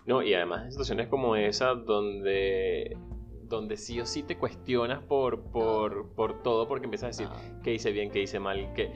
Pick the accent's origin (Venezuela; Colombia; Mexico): Venezuela; moved away; Soy venezolano, emigrante, un ciudadano del mundo y un soñador